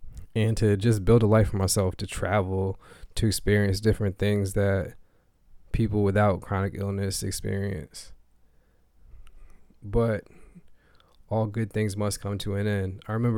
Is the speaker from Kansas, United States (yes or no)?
no; Maine, United States; also born or lived in Springfield, Massachusetts; was in Springfield, Massachusetts, where I was born, but I did not grow up there. I grew up here in Maine.